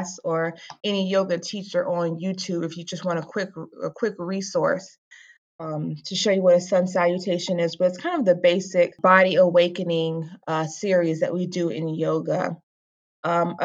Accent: Virginia Beach, Virginia, United States; moved away as an adult; now in Rockland County, United States; I'm originally from Virginia Beach. I've lived in Rockland County, moved here with my husband in 2016

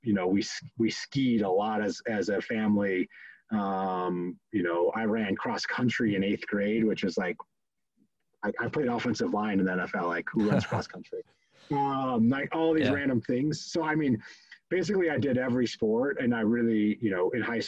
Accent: Fort Collins, Colorado, United States; also born or lived in Midwest; Oh, I grew up all over the place, honestly. Midwest boy, kind of through and through. My dad was in corporate America, and we moved around a bunch until ultimately like fifth grade. And fifth grade landed in Fort Collins, Colorado, stayed there through high sch

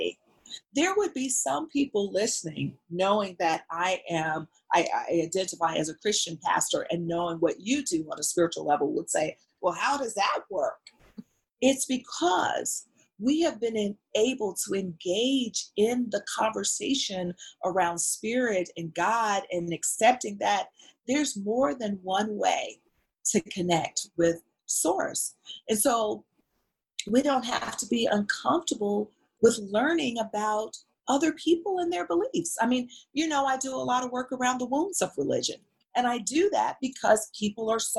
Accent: Mississippi, United States; moved away; We're both from Mississippi

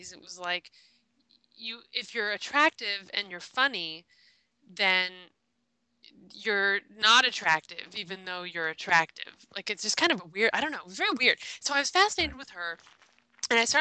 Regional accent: Los Angeles, California, United States; as a little girl growing up in Los Angeles

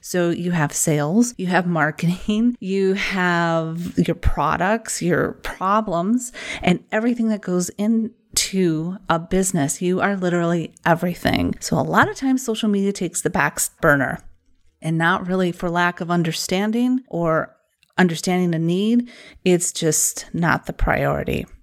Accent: Wisconsin, United States; accent: Wisconsin; my Wisconsin accent

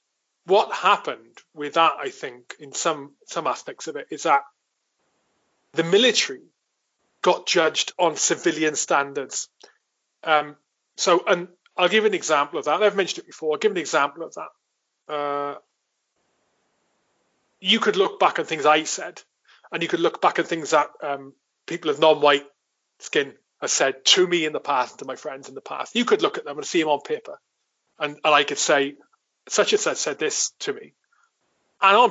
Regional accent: Wales, United Kingdom; moved away; I grew up in my village in Wales.

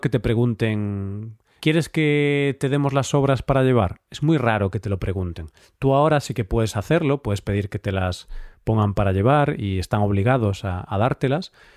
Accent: Spain; en la mente de los españoles

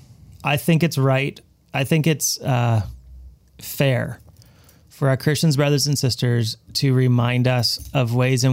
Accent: Abbotsford, British Columbia, Canada; Well, we're all from Abbotsford, but a little bit of your own familiar faces, I'll say it that way.

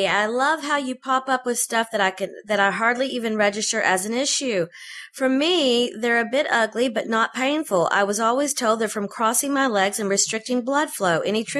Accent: Texas, United States; I'm from Texas.

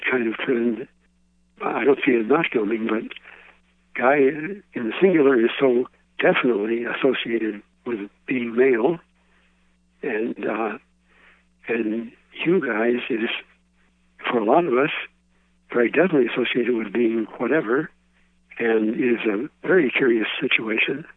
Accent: Chicago, Illinois, United States; I grew up in Chicago

